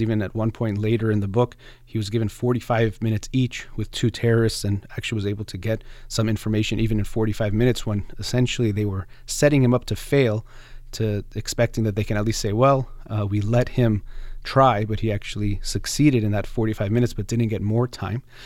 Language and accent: English; United States; as an American, as a human, but also as a psychologist